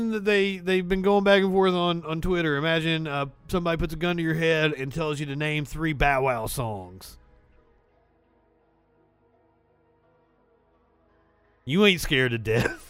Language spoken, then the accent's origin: English; Appalachia, United States; I'm from the coal fields of Appalachia.